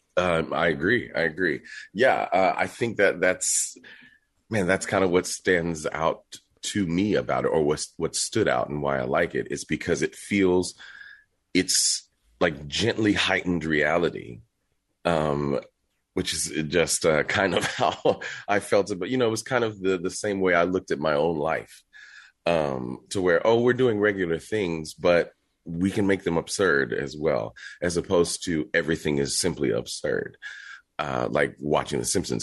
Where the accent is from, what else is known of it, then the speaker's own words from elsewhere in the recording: Texas, United States; I'm from Texas, born and raised